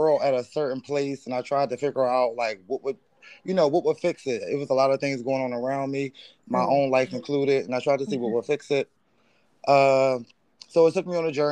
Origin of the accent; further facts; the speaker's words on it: Philadelphia, Pennsylvania, United States; moved away as an adult; now in Los Angeles, United States; I'm originally from Philadelphia, Pennsylvania.